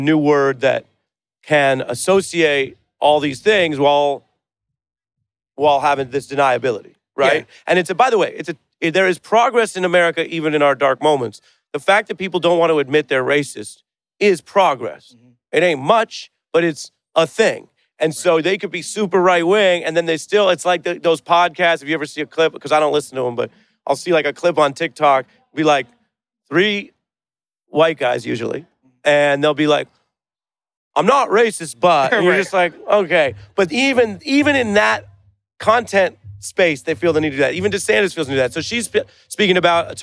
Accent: Seattle, Washington, United States; moved away as an adult; now in Brooklyn, United States; I love living in Brooklyn. I grew up in Seattle.

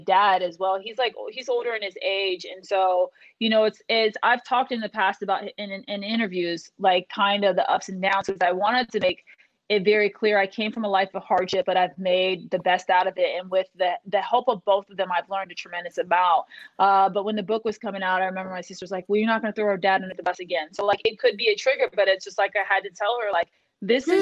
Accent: Des Moines, Iowa, United States; I was born and raised in Des Moines, Iowa

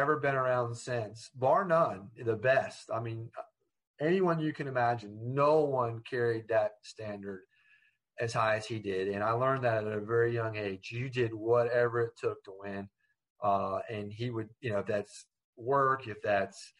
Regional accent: Ormond Beach, Florida, United States; there's the area I grew up in, and, you know, I'm from Ormond Beach, but basically that Daytona area

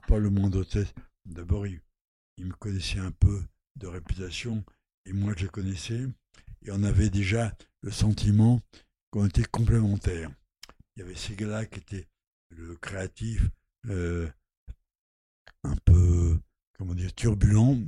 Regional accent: Normandy, France; also born or lived in Lot; Je suis pas né dans le Lot, je suis né en Normandie.

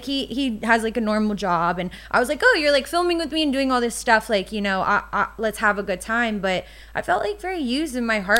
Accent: the South, United States; And I think growing up in the South, you know, 30, like, my mom was like, oh my God, you're almost 30.

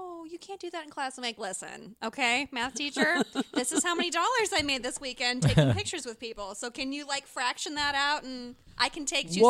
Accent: Detroit, Michigan, United States; I'm from Detroit

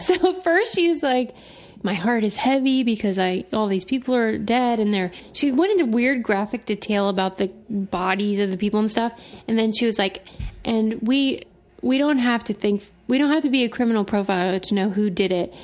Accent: Pittsburgh, Pennsylvania, United States; I am from Pittsburgh

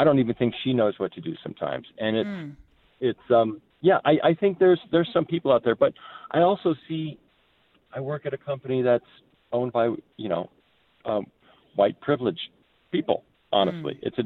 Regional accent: Los Angeles, California, United States; moved away as an adult; also born or lived in Bay Area, California; now in Arizona, United States; I grew up in Southern California in the 60s

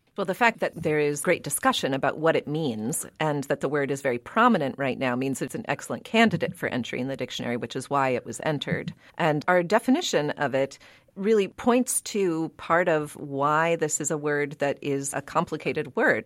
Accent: Pittsburgh, Pennsylvania, United States; now in New England, United States; growing up in Pittsburgh, Pennsylvania

